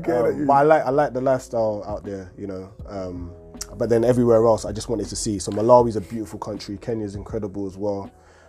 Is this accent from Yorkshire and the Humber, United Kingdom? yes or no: no; London, United Kingdom; also born or lived in Accra, Ghana (ancestry); it also gave me an appreciation of my own culture, being from London as well.